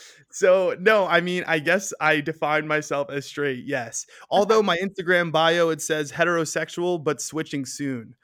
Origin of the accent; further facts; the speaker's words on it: New York City, New York, United States; moved away as an adult; now in Arizona, United States; I grew up in Queens, New York.